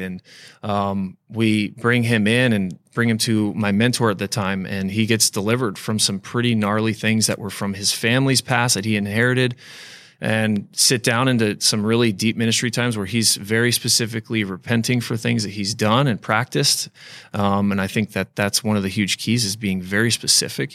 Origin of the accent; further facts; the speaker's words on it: Florida, United States; I grew up in Florida